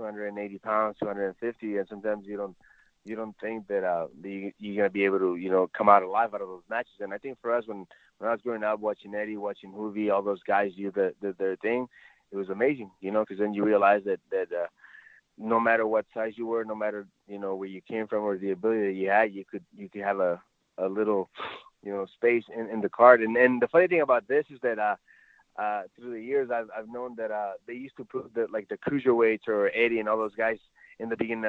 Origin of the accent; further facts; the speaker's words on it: Ciudad Juarez, Chihuahua, Mexico; also born or lived in El Paso; you know, as a little kid growing up in La Frontera in Ciudad Juarez, El Paso.